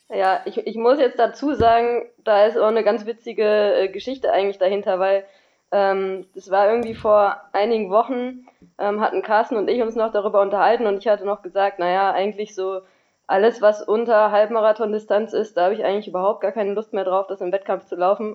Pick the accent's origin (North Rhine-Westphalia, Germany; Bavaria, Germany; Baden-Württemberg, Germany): North Rhine-Westphalia, Germany; Düsseldorf; in Düsseldorf gelaufen, weil das ist ja auch so ein bisschen meine Heimat